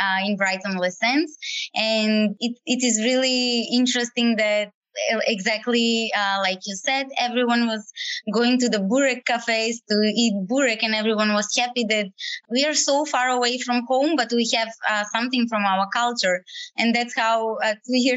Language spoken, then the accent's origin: English; North Macedonia; moved away as an adult; now in Sydney, Australia; I'm from Macedonia. I came to Australia 2.5 years ago